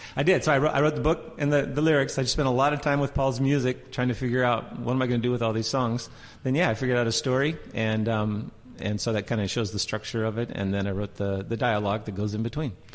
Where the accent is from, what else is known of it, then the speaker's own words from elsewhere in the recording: Portland, Oregon, United States; I grew up in Portland, born and raised here